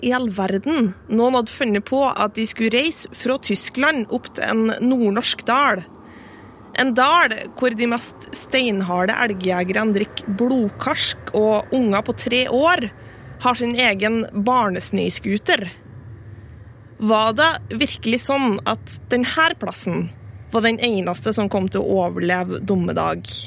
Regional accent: Susendal, Nordland, Norway; accent: Susendal dialect; han gjenkjenner dialekten min som susendalsdialekt

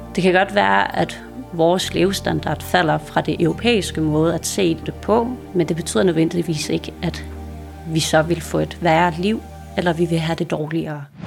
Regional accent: Greenland; man som grønlænder

